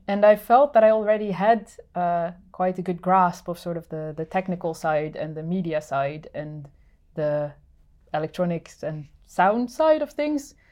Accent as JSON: {"language": "English", "country": "Netherlands", "moved": "as an adult", "lives_now": "Finland", "said": "I'm originally from the Netherlands and have been living in Finland for, uh, eight years now."}